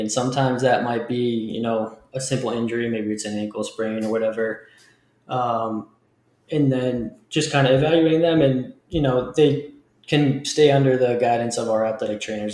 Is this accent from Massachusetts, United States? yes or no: yes; Leominster, Massachusetts, United States; I grew up just outside of Boston um, in a smaller city, Leominster, Massachusetts